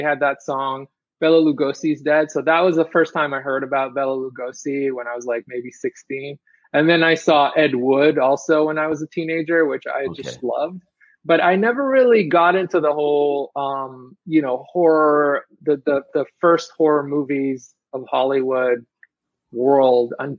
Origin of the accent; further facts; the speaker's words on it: Israel; moved away as an adult; also born or lived in Brooklyn, New York; now in Queens, United States; I'm originally from Israel, actually. Okay. I was born in Israel, and I came here to study illustration